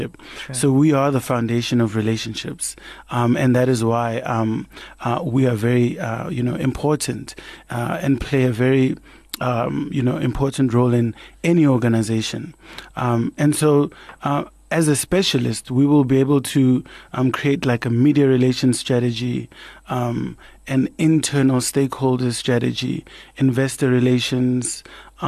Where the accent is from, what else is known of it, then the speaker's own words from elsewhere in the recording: Kagiso, Gauteng, South Africa; the household where I grew up in Kagiso